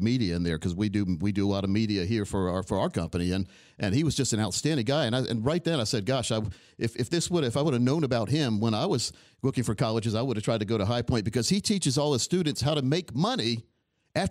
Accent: Scotland County, North Carolina, United States; I grew up in Scotland County, which is only about 20 minutes from the Rock, the Speedway there

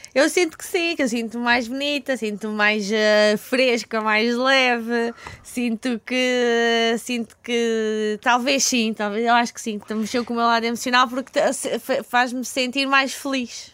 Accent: Elvas, Alentejo, Portugal; moved away as an adult; now in Lisbon, Portugal; eu sou, sou do Alentejo, né? sou de Elvas, tinha vindo para cá então estudar

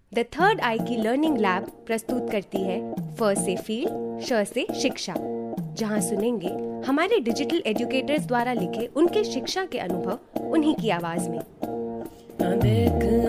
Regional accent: Karwi, Uttar Pradesh, India; उत्तर प्रदेश के करबी जिला चित्रकूट की रहने वाली हूँ

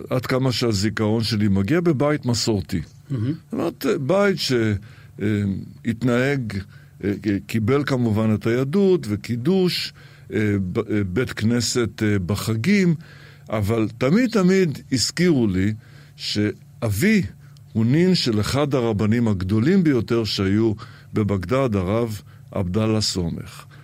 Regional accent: Israel; also born or lived in Iraq; הילדות שלי בעיראק היא בעצם ילדות יד שנייה, כיוון שנולדתי בעיראק, אבל בגיל שנתיים כבר הייתי בישראל, וזה בכלל סיפור. אני נולדתי בעיראק אחרי שהיהודים עזבו את עיראק.

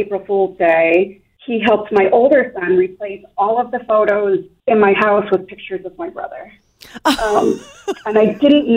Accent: Everett, Massachusetts, United States; moved away as an adult; now in Taunton, United States; I live in Taunton, but I grew up just outside of Boston in Everett, part of a big Sicilian family

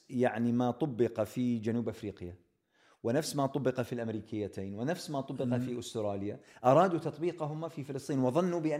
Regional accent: England, United Kingdom; ولما يعرفون ان انا من انجلترا يقولوا انتم بس انتم

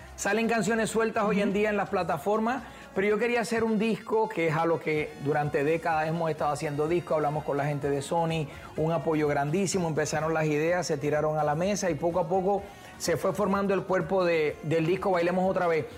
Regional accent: Puerto Rico; soy de Puerto Rico

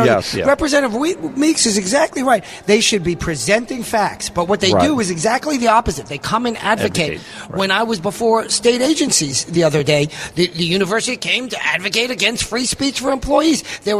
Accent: New York, United States; now in Arkansas, United States; I am a New Yorker, originally, that is. I'm now an Arkansan, and I've actually lived here the longest. But you can't take the New York out of me.

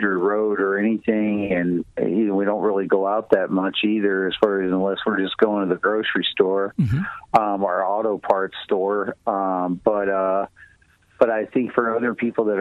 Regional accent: Tennessee, United States; moved away as an adult; also born or lived in Nashville, Tennessee; when I grew up in Tennessee, I lived out on a farm

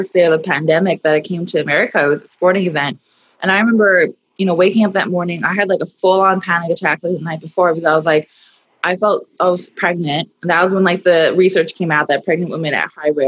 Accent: Hawaii, United States; growing up in Hawaii, being raised there

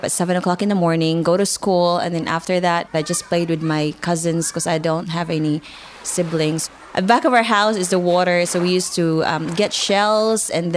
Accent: Philippines; now in Darwin, Australia; my little small fishing village in the Philippines is always home to me

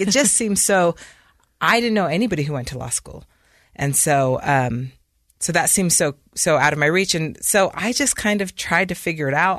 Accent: Provo, Utah, United States; moved away as an adult; also born or lived in London, United Kingdom; I grew up in Provo, Utah

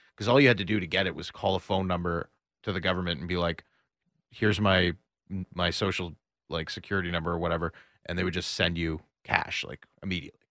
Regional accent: Toronto, Ontario, Canada; moved away as an adult; now in Austin, United States; I'm from Toronto, Canada

